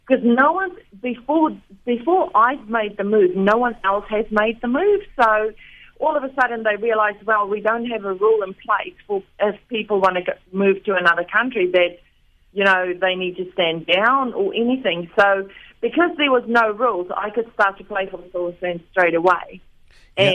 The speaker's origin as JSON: {"language": "English", "country": "South Africa", "tie": "born or raised there", "moved": "as an adult", "lives_now": "Wellington, New Zealand", "said": "growing up in South Africa, I played cricket when I was at school"}